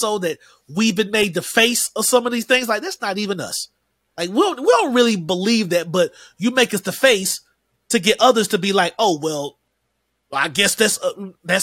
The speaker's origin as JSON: {"language": "English", "town": "Shelby", "region": "North Carolina", "country": "United States", "said": "from Shelby, North Carolina"}